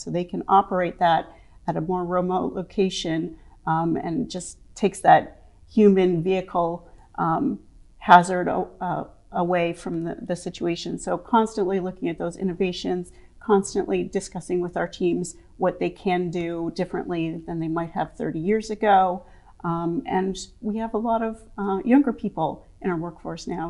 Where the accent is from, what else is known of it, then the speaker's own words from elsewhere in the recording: Saskatchewan, Canada; moved away as an adult; also born or lived in Baltimore, Maryland; now in Maryland, United States; I grew up in Saskatchewan, um, which is a more rural, um, area.